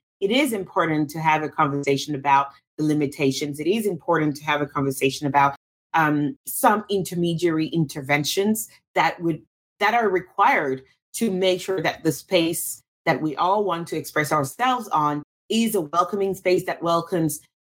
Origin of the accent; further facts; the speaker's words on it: Russia; also born or lived in Cameroon / France; now in United States; I'm from Cameroon. I grew up in Russia, lived in France, now live in the United States.